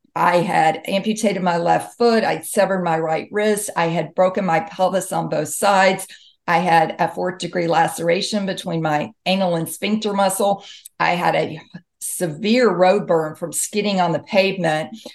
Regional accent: Mississippi, United States; moved away; I grew up in Mississippi

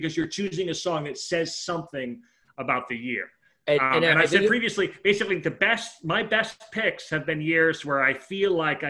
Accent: New York City, New York, United States; now in Knoxville, United States; I grew up in Brooklyn

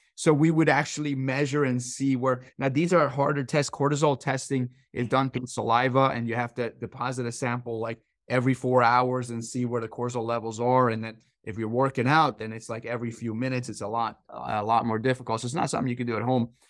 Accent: Iran; moved away; I grew up in Iran

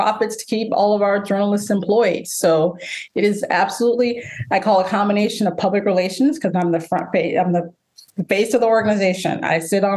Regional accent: Jacksonville, Florida, United States; moved away as an adult; also born or lived in Dallas / Phoenix; now in Baltimore, United States; I'm a Southern girl. I was raised in Jacksonville, Florida.

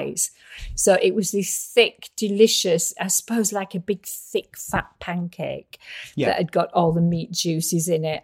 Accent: Yorkshire and the Humber, United Kingdom; I am a Yorkshire lass

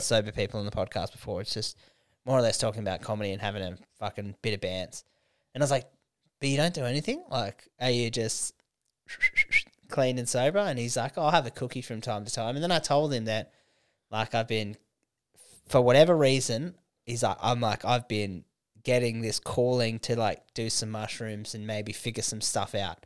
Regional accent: Canberra, Australian Capital Territory, Australia; moved away; to open a show in, in my hometown

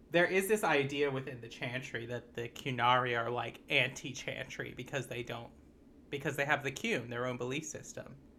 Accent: United States

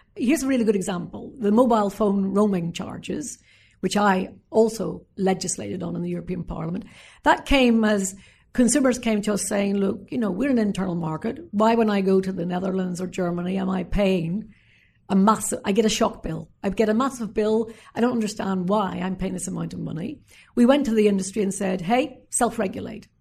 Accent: Northern Ireland, United Kingdom; my time as a young girl growing up in Northern Ireland

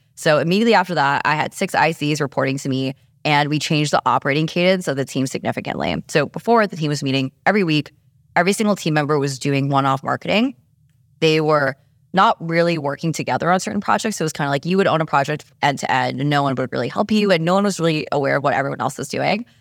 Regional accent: New York, United States; also born or lived in San Francisco; I'm just a New Yorker

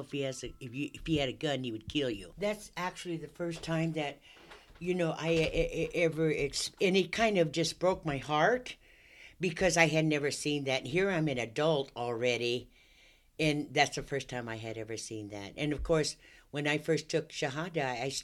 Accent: Long Beach, California, United States; moved away as an adult; now in Bakersfield, United States; I was born in Long Beach, California. I always grew up, you know, in a diverse neighborhood around blacks and whites

